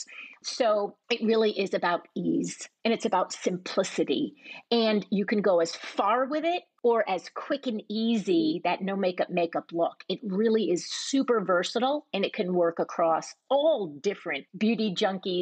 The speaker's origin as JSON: {"language": "English", "region": "East Coast", "country": "United States", "tie": "born or raised there", "also_born_or_lived": "Manhattan", "said": "I was raised on the East Coast and spent a lot of time in Manhattan as a child"}